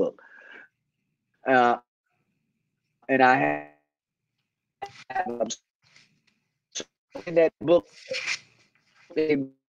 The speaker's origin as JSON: {"language": "English", "town": "Chicago", "region": "Illinois", "country": "United States", "tie": "born or raised there", "also_born_or_lived": "Texas", "moved": "as an adult", "said": "I'm from the South Side of Chicago, born and raised."}